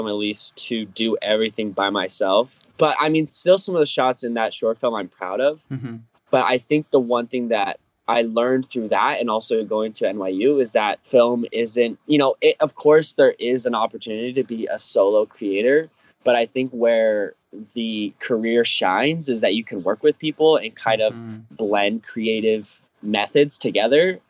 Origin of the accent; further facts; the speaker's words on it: Fort Collins, Colorado, United States; moved away as an adult; also born or lived in New York; this is my hometown in Fort Collins